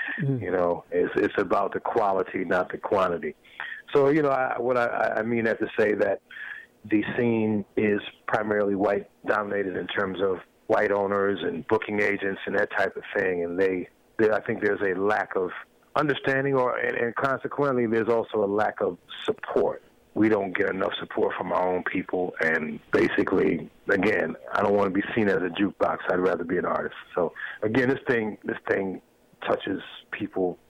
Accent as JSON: {"language": "English", "area": "McIntosh County", "region": "Georgia", "country": "United States", "tie": "born or raised there", "moved": "yes", "said": "I was born in McIntosh County, Georgia, which is 45 minutes away from Chatham County, which is Savannah, where my father lived all these years"}